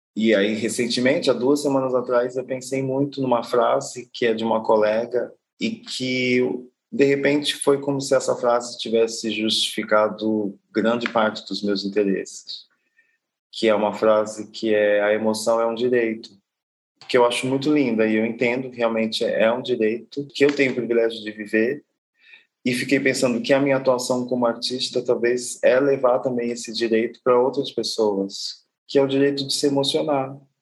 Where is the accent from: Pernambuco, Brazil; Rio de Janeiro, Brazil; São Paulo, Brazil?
São Paulo, Brazil; Guarulhos; moved away as an adult; now in São Luís, Brazil; Eu sou nascido em Guarulhos